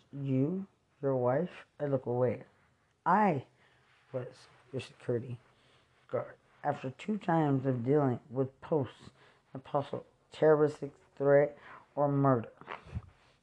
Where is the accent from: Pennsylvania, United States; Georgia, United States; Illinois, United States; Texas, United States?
Texas, United States; Lubbock; I'm from Lubbock, Texas